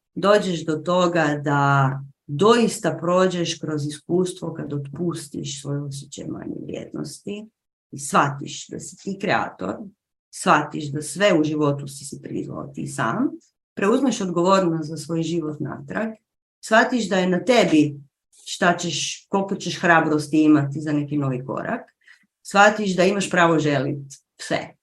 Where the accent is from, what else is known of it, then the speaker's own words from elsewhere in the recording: Croatia; tu kod nas u Hrvatskoj